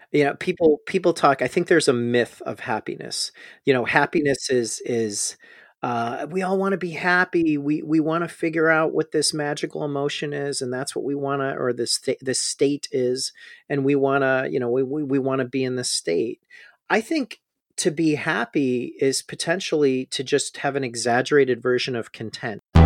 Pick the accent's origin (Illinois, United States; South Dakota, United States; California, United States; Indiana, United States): Illinois, United States; Chicago; moved away as an adult; also born or lived in Austin, Texas / Houston, Texas; I'm from Chicago